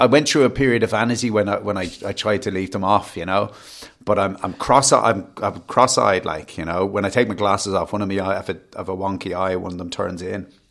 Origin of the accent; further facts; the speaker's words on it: Wicklow, Leinster, Ireland; I'm from Wicklow